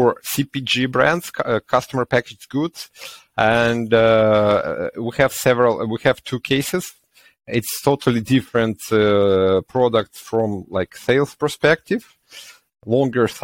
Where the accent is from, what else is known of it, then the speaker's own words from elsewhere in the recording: Ukraine; we are from Ukraine